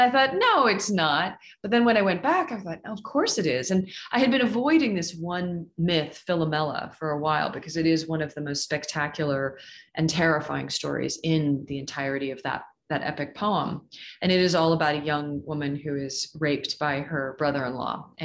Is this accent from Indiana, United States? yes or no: no; Seattle, Washington, United States; moved away as an adult; also born or lived in Michigan / Toronto; now in Utah, United States; I was born and raised in Seattle